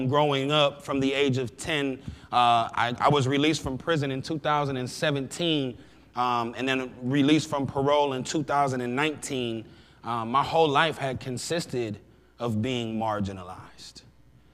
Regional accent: Sandusky, Ohio, United States; I grew up in Sandusky, Ohio

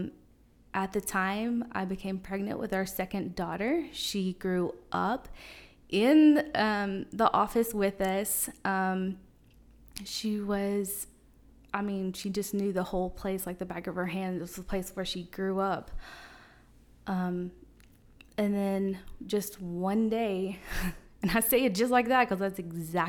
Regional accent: Seymour, United States; also born or lived in Florida; I was born in Florida, but somehow made it here in Seymour in fourth grade. I grew up in Seymour schools

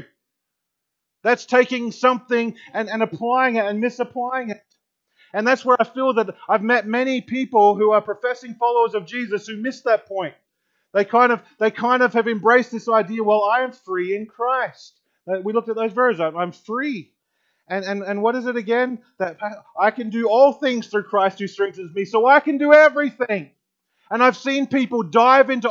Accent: Australia; moved away as an adult; now in United States; I grew up in Australia for 22 years in Australia, and then I came over here, and here in America

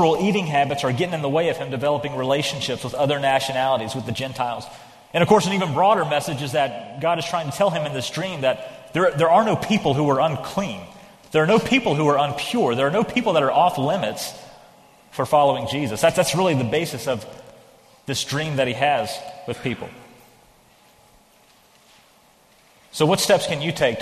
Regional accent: North Carolina, United States; I grew up in North Carolina

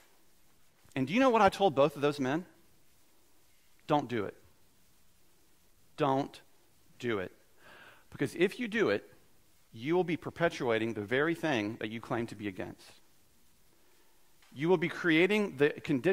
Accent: United States

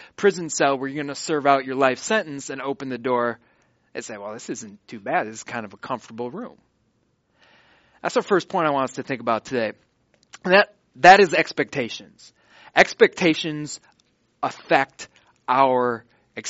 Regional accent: Watertown, Wisconsin, United States; I'm in Watertown, Wisconsin, my hometown.

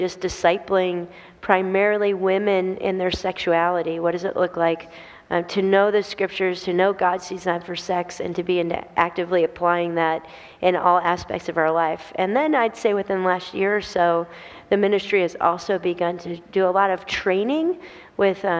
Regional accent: Akron, Ohio, United States; I grew up here in Akron, moved around a little bit for a while

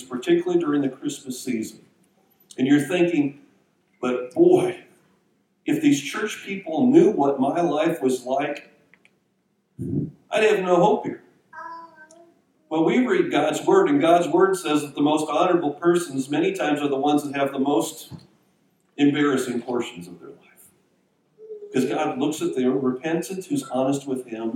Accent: Minnesota, United States; I grew up in Minnesota

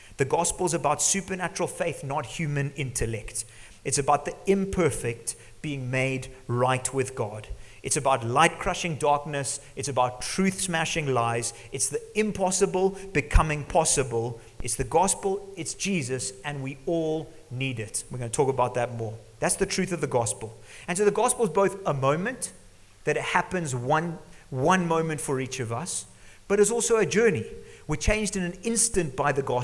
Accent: Zimbabwe; growing up in Zimbabwe, living here

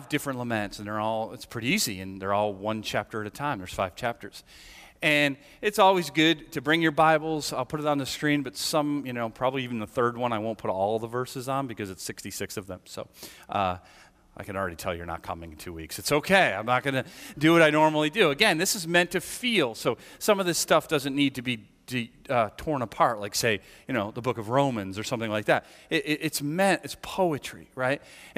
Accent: United States; And I acknowledge that I grew up in America and in the West, just like most are all here

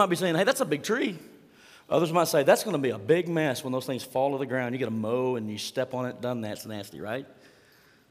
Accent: Mangum, Oklahoma, United States; growing up in Mangum, Oklahoma, 215 East Franklin Street, to be exact.

